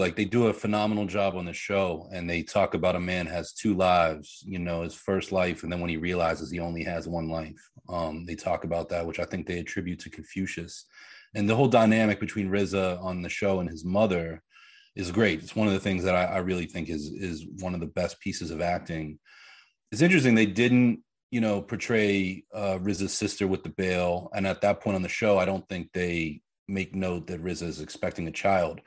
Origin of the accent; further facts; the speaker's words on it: Pittsburgh, Pennsylvania, United States; I grew up in Pittsburgh. So Pennsylvania